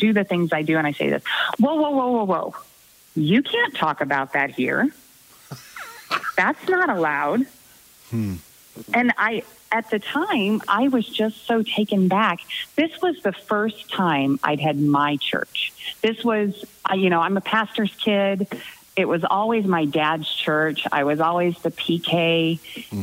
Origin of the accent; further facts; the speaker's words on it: Southwest Missouri, United States; moved away as an adult; also born or lived in Concordia, Missouri / Iowa City, Iowa; I grew up in Southwest Missouri